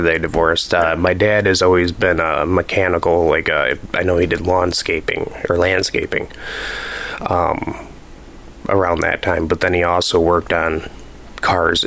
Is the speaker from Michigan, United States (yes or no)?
yes; Waterford, Michigan, United States; also born or lived in Rochester, Michigan / Pontiac, Michigan; I was born in Rochester, Crittenton. But we lived in Pontiac till I was about 5, and then moved into Waterford with my grandparents